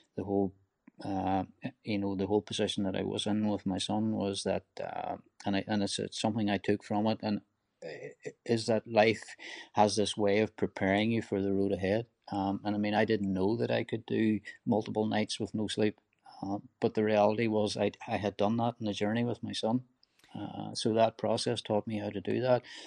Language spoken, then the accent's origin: English; Donegal, Ulster, Ireland; rural Ireland where I grew up in Donegal